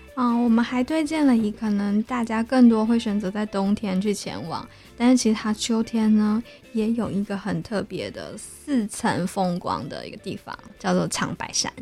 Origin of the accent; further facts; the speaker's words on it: Taichung, Taiwan; 我是台中人，对。然后在台中的街道，就连我家门前种的就是台湾栾树